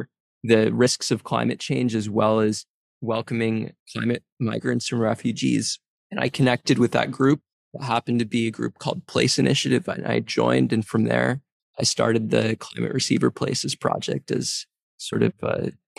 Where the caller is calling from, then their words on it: New York City, New York, United States; Yes, I'm joining today from New York City.